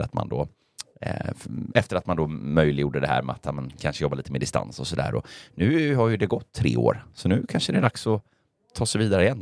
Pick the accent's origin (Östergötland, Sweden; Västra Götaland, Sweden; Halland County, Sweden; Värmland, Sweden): Västra Götaland, Sweden; Gothenburg; jag är göteborgare